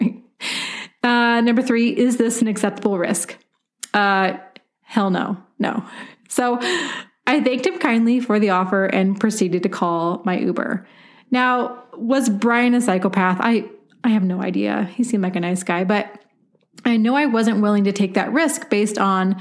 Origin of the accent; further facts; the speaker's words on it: Portland, Oregon, United States; moved away as an adult; now in Denver, United States; Portland, Oregon, which is my hometown